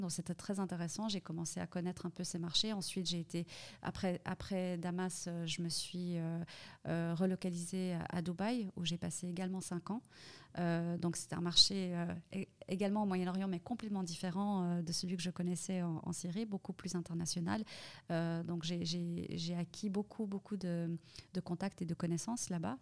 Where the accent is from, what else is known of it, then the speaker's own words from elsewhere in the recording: Fribourg, Switzerland; moved away as an adult; also born or lived in Saudi Arabia / Middle East; Je suis née à Fribourg. Donc je suis vraiment une fribourgeoise